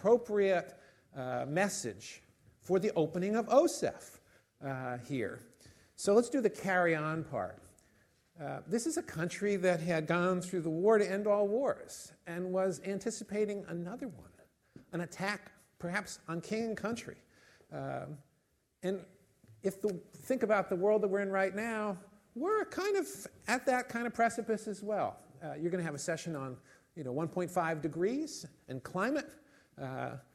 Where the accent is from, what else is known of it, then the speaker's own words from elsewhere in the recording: United States; now in United Kingdom; I'm not British, as you've gathered. I'm American